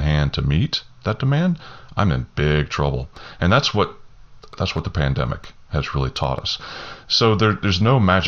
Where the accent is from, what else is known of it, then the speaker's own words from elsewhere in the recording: Southeast Texas coast, United States; I grew up on the Southeast Texas coast, and we had hurricanes all the time